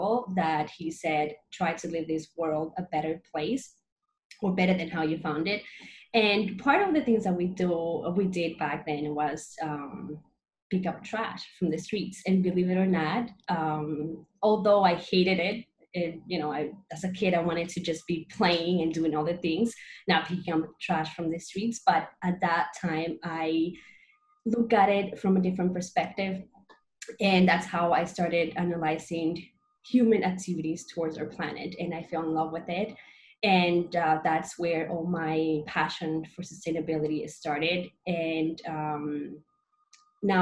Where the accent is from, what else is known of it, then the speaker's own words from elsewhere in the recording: Dominican Republic; now in New York City, United States; I was born in the Dominican Republic, but I'm based in New York City now